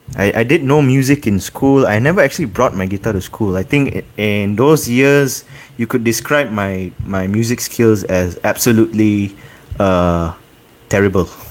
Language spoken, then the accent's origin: English; Ipoh, Perak, Malaysia; now in Kuala Lumpur, Malaysia; growing up in Ipoh